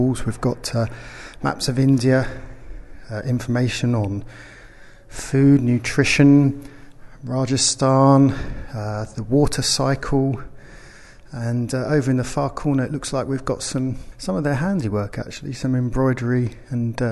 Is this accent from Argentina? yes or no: no; United Kingdom; we as British people